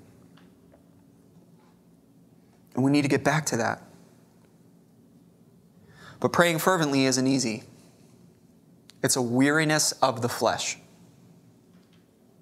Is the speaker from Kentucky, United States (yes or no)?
no; Chicago, Illinois, United States; now in Corpus Christi, United States; I grew up in Chicago.